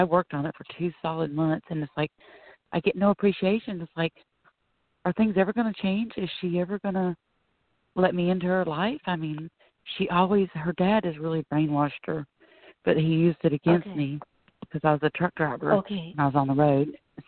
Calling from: Florida, United States; I'm calling from Florida.

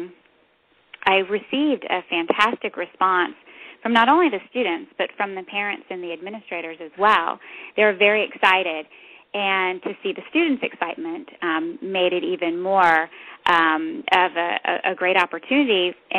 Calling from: Fredericksburg, Virginia, United States; We are in Fredericksburg, Virginia.

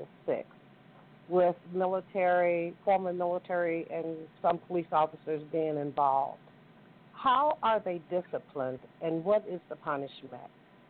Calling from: Dallas, Texas, United States; I'm calling from Dallas, Texas.

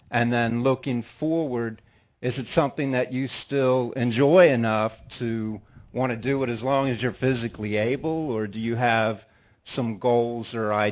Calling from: Washington, District of Columbia, United States; I'm here from Washington, D.C.

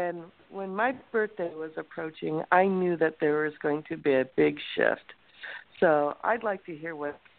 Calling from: California, United States; I'm calling from California.

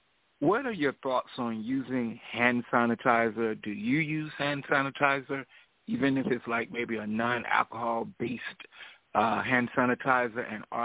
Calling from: Atlanta, Georgia, United States; I'm calling from Atlanta.

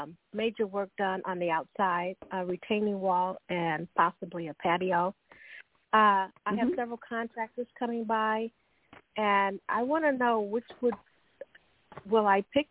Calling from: California, United States; calling from California.

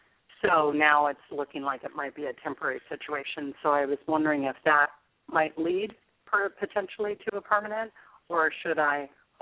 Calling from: San Jose, California, United States; I'm calling from San Jose.

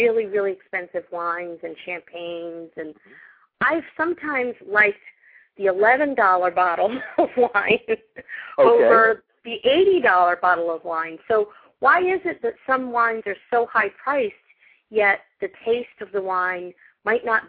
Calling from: Philadelphia, Pennsylvania, United States; I'm calling from the Philadelphia area

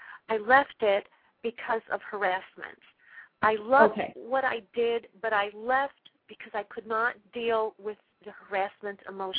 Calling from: California, United States; I'm calling from California.

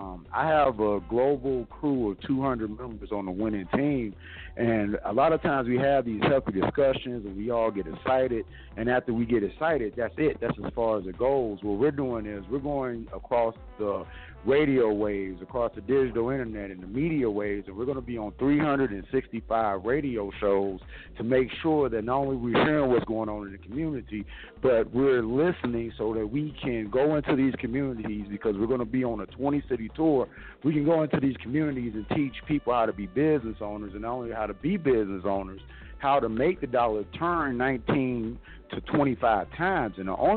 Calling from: Las Vegas, Nevada, United States; CEO. I'm calling from sunny Las Vegas

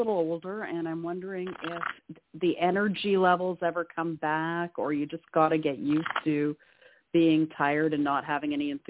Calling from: Canada; I'm calling from Canada.

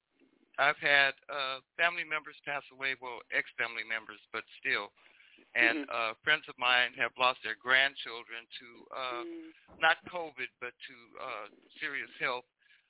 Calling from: Los Angeles, California, United States; I'm calling from Los Angeles.

